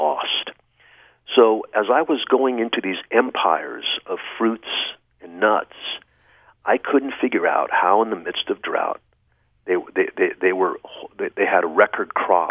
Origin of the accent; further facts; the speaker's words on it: Fresno, California, United States; I grew up in the suburbs of Fresno